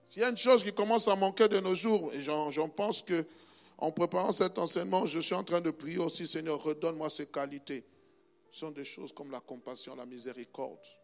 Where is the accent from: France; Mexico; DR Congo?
DR Congo; moved away; mon pays natal, qui s'appelle la République démocratique du Congo